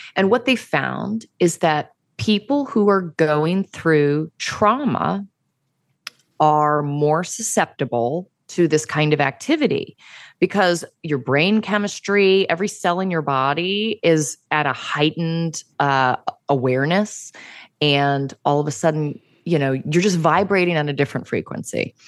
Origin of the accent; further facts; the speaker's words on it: Virginia, United States; I'm from Virginia, yeah. And where I come from, it's, like, right where West Virginia and Virginia and Maryland and D C all meet.